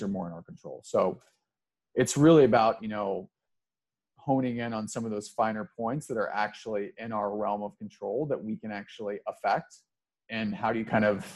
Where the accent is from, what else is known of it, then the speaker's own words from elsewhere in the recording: Cincinnati, Ohio, United States; moved away as an adult; also born or lived in New York; I'm originally from Cincinnati, Ohio. So the kind of southwest corner of Cincinnati